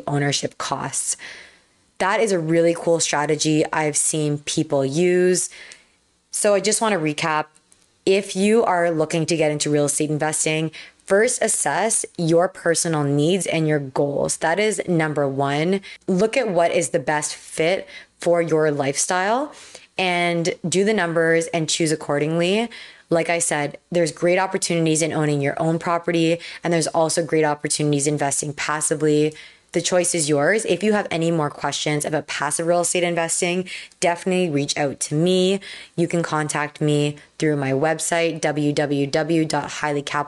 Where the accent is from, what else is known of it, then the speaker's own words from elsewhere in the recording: Toronto, Ontario, Canada; I'm from Toronto, Canada